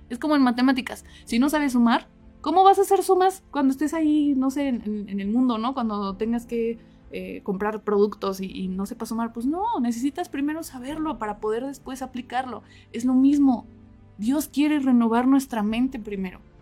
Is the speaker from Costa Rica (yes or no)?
no; Mexico City, Mexico; now in Cuernavaca, Mexico; yo no soy de aquí de Cuernavaca, yo soy de la Ciudad de México